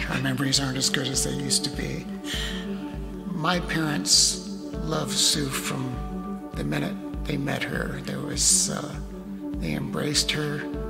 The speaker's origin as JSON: {"language": "English", "town": "San Francisco", "region": "California", "country": "United States", "tie": "born or raised there", "moved": "yes", "lives_now": "Colorado, United States", "said": "I was born in San Francisco in 1944. I have three brothers, so we had a large family, a very close-knit family. I am actually Jewish, 100% Jewish."}